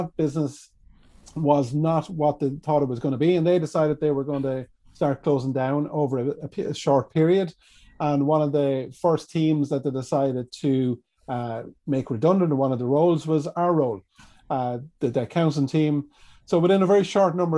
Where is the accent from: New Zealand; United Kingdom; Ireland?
Ireland; Kilkenny, County Kilkenny; I'm from Kilkenny. And for anyone who's been to Kilkenny, we've got a beautiful medieval city here